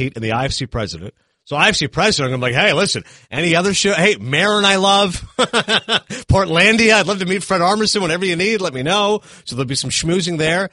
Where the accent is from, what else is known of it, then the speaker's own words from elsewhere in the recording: Kingston, Ontario, Canada; moved away; also born or lived in Hollywood, California; I grew up in Kingston